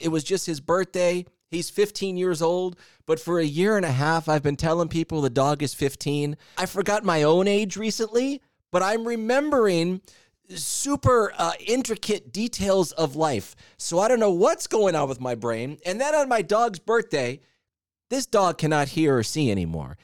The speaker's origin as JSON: {"language": "English", "region": "Southern California", "country": "United States", "said": "I'm from Southern California, went to public school"}